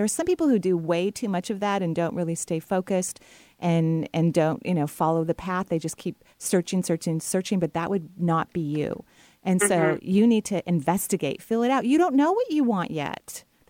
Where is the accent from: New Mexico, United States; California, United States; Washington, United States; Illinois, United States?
Washington, United States; And of course, seeing you back here in Seattle. I love giving talks here.